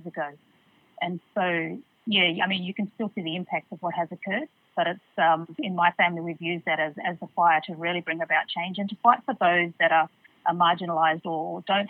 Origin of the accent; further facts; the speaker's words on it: Port Hedland, Western Australia, Australia; What I loved about Port Hedland back in the 80s and 90s is it had a very strong community feel